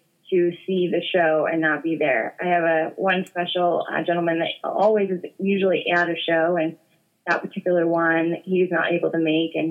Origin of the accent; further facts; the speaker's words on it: Boston area, central Massachusetts, United States; I'm from New England. I'm from, Boston area, central Massachusetts